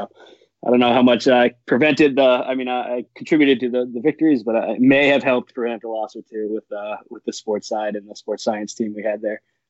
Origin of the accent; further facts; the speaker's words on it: New England, United States; I'm from New England, so it was kind of, you know, starry-eyed. I was a young kid.